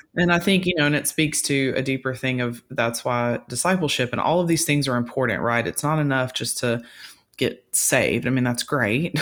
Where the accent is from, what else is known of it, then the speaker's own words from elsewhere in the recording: Louisiana, United States; I grew up in Louisiana hunting